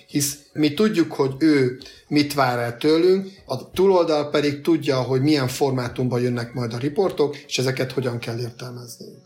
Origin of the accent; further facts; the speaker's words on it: Hungary; mi magyarok